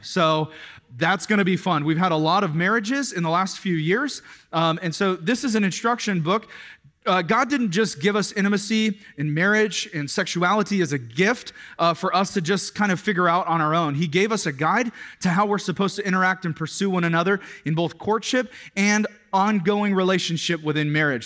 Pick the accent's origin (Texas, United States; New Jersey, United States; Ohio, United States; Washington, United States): Washington, United States; Kirkland; I was growing up in the Kirkland, Washington area.